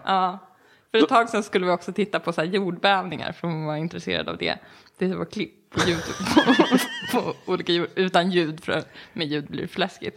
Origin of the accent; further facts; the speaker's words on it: Enhörna, Stockholm County, Sweden; moved away; jag kommer ifrån Enhörna. Från början, utanför Södertälje